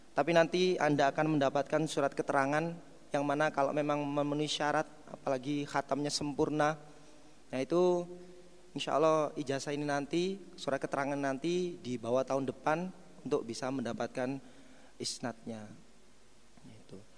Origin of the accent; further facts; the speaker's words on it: Mojokerto, East Java, Indonesia; Asal saya dari Mojokerto, gak usah hes.